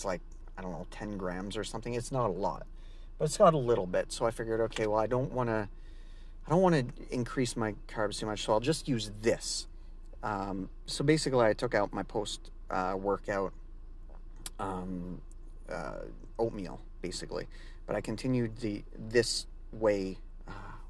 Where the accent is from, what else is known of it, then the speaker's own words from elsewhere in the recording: Canada; I'm Canadian.